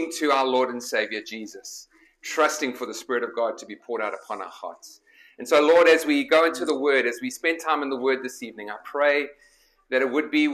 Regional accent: South Africa; moved away as an adult; also born or lived in Nottingham, England; now in Chicago, United States; I was born in Nottingham and then my parents immigrated when I was a year old. So this is a little bit of a homecoming for me. But grew up in South Africa

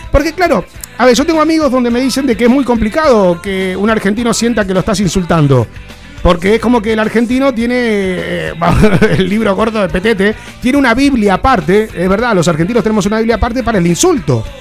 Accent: Seville, Andalusia, Spain; eh, soy de Sevilla.

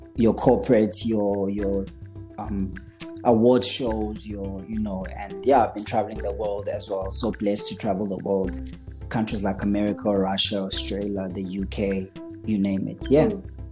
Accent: KwaZulu-Natal, South Africa; moved away as an adult; also born or lived in Stanger / Pietermaritzburg; now in Johannesburg, South Africa; I was born and raised in KwaZulu Natal, as I said. Um, went to school in Stanger

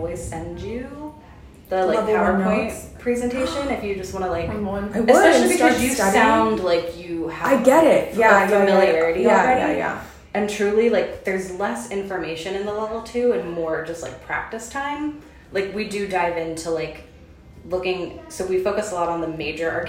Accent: Baltimore, Maryland, United States; moved away as an adult; also born or lived in Chicago / Eastern Kentucky; now in New Braunfels, United States; originally from the East Coast, from Baltimore, Maryland

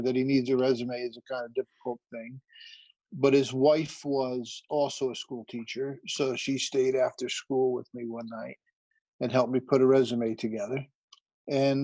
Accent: West Milford, New Jersey, United States; Born and raised in West Milford, New Jersey, in a broken family.

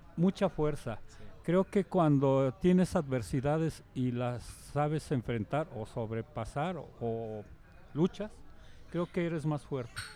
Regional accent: Mexico; para nosotros como mexicanos

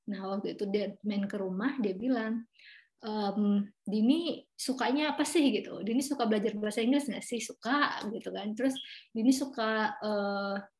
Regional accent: Duri, Riau, Indonesia; moved away as an adult; also born or lived in Pekanbaru, Indonesia; now in New York, United States; aku asli Riau. Ya, jadi uh, Eh, aku tuh sekarang tinggalnya di Pekanbaru yang merupakan itu kan uh, kabu apa sih namanya ibu kotanya Riau ya. Tapi sebenarnya aku lahirnya itu di Duri

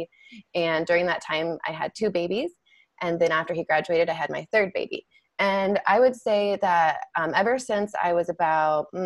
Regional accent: Salmon, Idaho, United States; moved away as an adult; also born or lived in Boise, Idaho; I grew up in Salmon, Idaho, which is a small town in southeast Idaho

